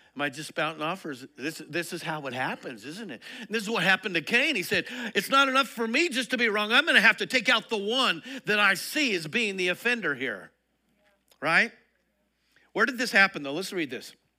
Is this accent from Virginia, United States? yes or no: no; Colorado, United States; now in Texas, United States; I grew up in Colorado